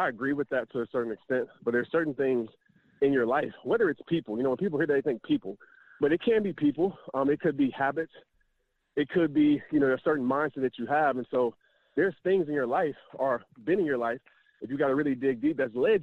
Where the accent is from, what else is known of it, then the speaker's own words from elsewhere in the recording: Louisiana, United States; moved away; also born or lived in Texas; Growing up in Louisiana, then we moved to Texas where, I mean, sports is everything